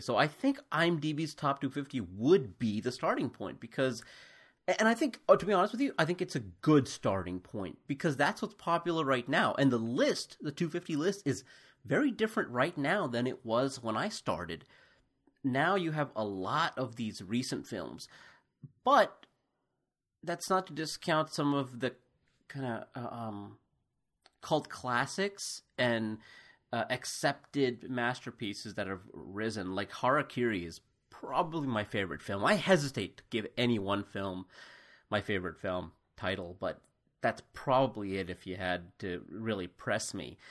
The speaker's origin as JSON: {"language": "English", "country": "United States", "tie": "born or raised there", "also_born_or_lived": "India", "said": "as an Indian growing up in America who was pretty much Americanized"}